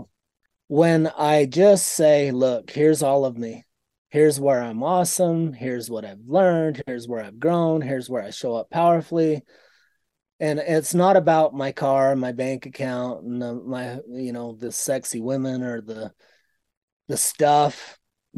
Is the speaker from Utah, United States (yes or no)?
yes; Utah, United States; born there; In my first 4 or 5 years, I was born into a polygamous community in southern Utah that I experienced.